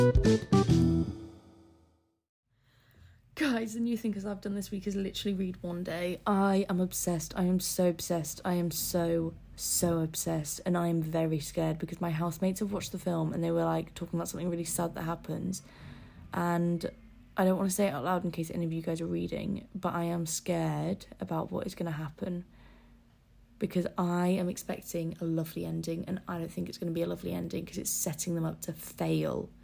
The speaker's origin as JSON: {"language": "English", "town": "Scarborough", "region": "Yorkshire and the Humber", "country": "United Kingdom", "tie": "born or raised there", "moved": "yes", "said": "Scarborough will always be, like, a little comfort place, because it's my hometown."}